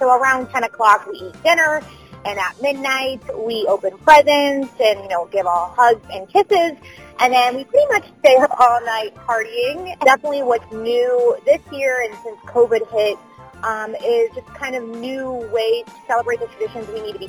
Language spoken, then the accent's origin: English; Fort Lauderdale, Florida, United States; moved away; I am from Fort Lauderdale and I will be flying back home for the holiday, and I'm super excited with our traditions. Being Peruvian